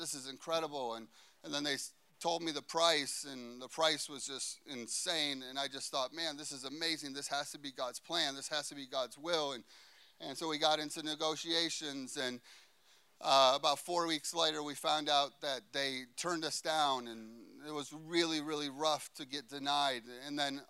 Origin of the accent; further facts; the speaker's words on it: Chicago, Illinois, United States; I'm a boy from Chicago